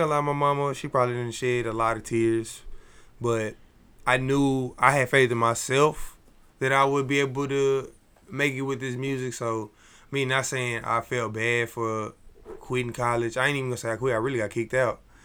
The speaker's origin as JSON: {"language": "English", "town": "Dallas", "region": "Texas", "country": "United States", "said": "I'm from Dallas"}